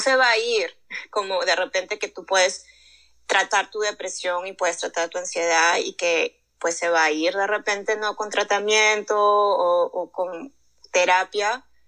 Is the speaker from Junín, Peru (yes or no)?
no; Lima, Peru; moved away as an adult; now in United States; Crecí en Lima, yo estudié allá comunicaciones y ya terminando mi carrera ya me mudé para acá